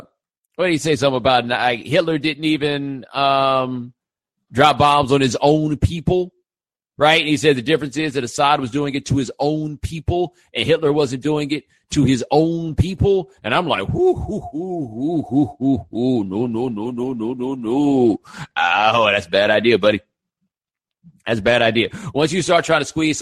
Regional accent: Houston, Texas, United States; also born or lived in Atlanta, Georgia / California / North Carolina; now in Miami, United States; I was born in Atlanta. I grew up in Houston. I did a couple years in California. I lived for 10 years in North Carolina, and then I moved to Miami.

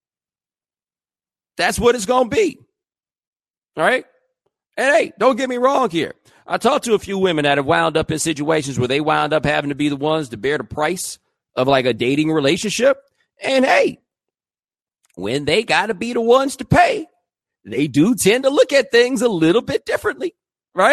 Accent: the South, United States; moved away; I'm from the South

